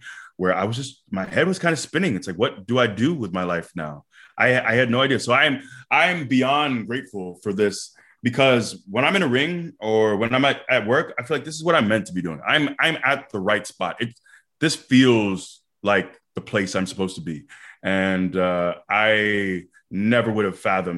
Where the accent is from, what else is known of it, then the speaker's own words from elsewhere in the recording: Tampa, Florida, United States; It's my hometown. You know, I'm born and raised in Tampa. I still live here